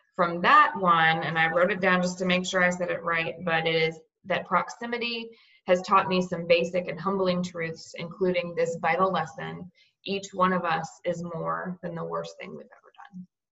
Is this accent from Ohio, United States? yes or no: no; Cape Coral, Florida, United States; now in Tallahassee, United States; In Cape Coral, Florida. It's down near um, on the Gulf Coast near Fort Myers.